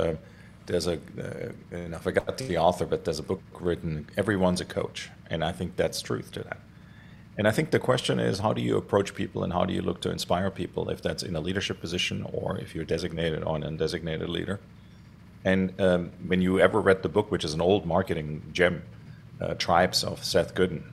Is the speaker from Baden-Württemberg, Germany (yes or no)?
yes; Stuttgart, Baden-Württemberg, Germany; So I grew up in Germany, in Stuttgart, Germany, actually in the city.